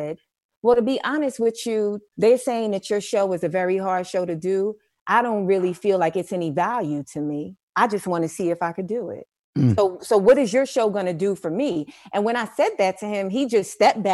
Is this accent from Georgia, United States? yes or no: no; New York City, New York, United States; also born or lived in Brooklyn; I was born in Brooklyn. I grew up in Harlem.